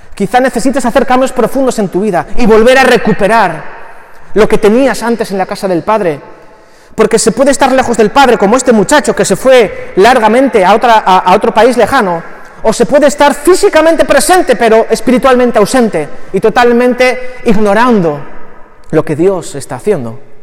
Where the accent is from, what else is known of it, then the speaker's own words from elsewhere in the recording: Barakaldo, Basque Country, Spain; todo conciudadano de Baracaldo